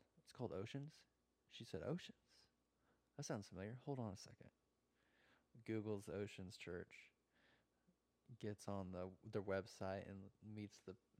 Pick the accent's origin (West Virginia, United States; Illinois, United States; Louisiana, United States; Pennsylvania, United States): Illinois, United States; born or raised there; moved away as an adult; also born or lived in Oklahoma; now in Florida, United States